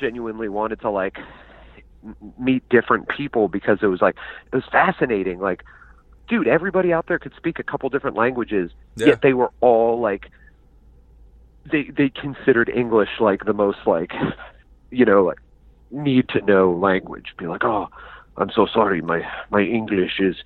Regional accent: United States; I'm from America

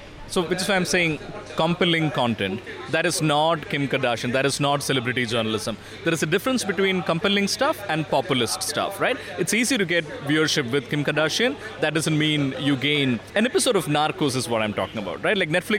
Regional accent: Malayali, Kerala, India

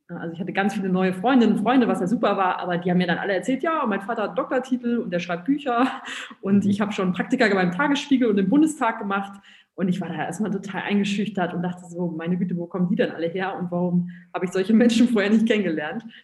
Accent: North Rhine-Westphalia, Germany; moved away as an adult; now in Berlin, Germany; Studium und dann auch noch weggehen aus äh, Nordrhein-Westfalen, wo ich herkomme, nach Berlin, so weit weg und so gefährlich in dieser Großstadt.

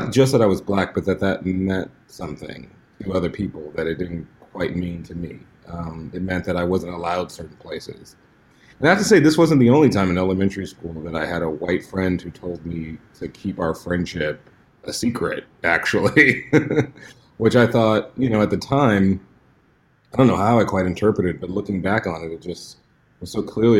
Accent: Houston, Texas, United States; I grew up in Houston, Texas

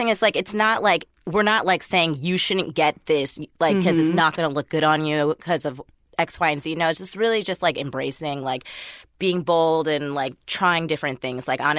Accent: Michigan, United States; moved away; we're both from Michigan

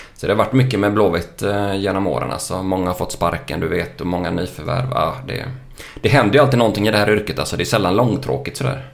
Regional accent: Lysekil, Västra Götaland, Sweden; jag kommer från Lysekil från början.

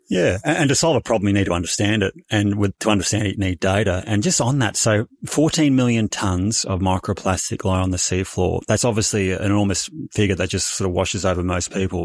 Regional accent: Bendigo, Victoria, Australia; originally born and raised in Bendigo in country Victoria

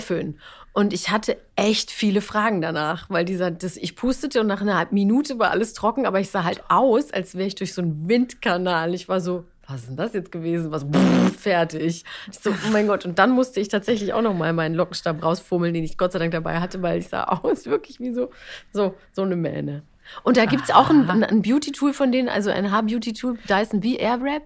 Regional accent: Bavaria, Germany; ich komme aus Bayern

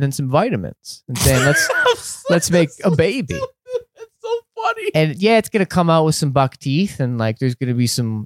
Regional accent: Canada; just Canadian and a bit English, a bit French, a bit Italian

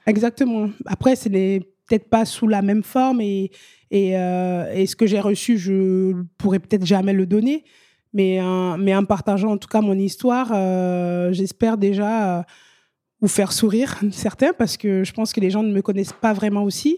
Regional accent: Benin; also born or lived in Italy; now in France; je suis vraiment originaire de la région des Amazones.

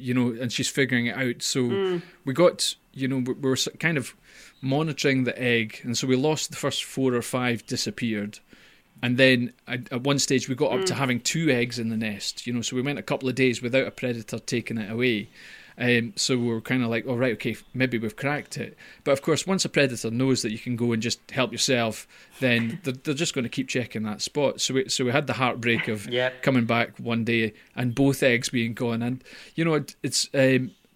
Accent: Scotland, United Kingdom; I'm Scottish

